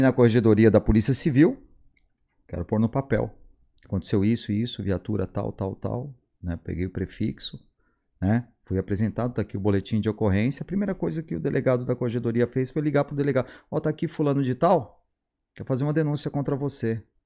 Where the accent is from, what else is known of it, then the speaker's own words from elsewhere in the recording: São Paulo, Brazil; eu sou de São Paulo